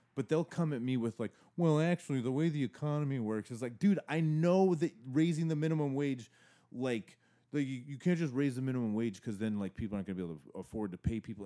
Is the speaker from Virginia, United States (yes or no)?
no; Arizona, United States; I grew up in Arizona